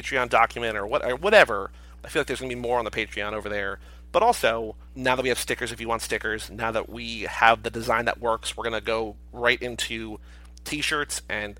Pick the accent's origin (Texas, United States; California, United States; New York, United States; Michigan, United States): Texas, United States; Arlington; born there; also born or lived in Arizona; I was born in Arlington, right between Dallas and Fort Worth.